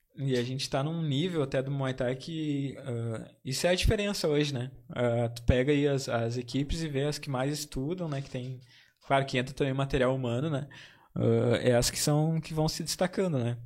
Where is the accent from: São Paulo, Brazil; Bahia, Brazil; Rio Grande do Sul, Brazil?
Rio Grande do Sul, Brazil; Campo Bom; Eu sou de Campo Bom